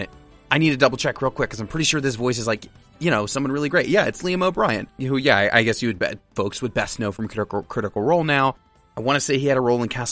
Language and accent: English; United States; We are 3 American men